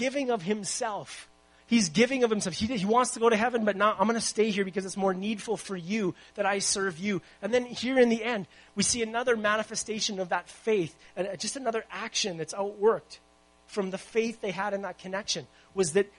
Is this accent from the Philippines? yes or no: no; Winnipeg, Manitoba, Canada; also born or lived in Abbotsford; now in Vancouver, Canada; I'm from Winnipeg originally